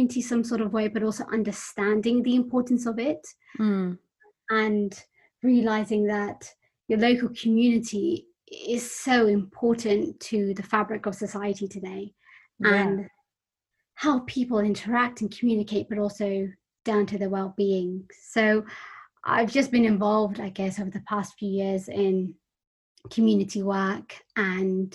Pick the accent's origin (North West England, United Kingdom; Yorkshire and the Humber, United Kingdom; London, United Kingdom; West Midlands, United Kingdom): London, United Kingdom; I grew up in West London in an extended family with my grandparents and my cousins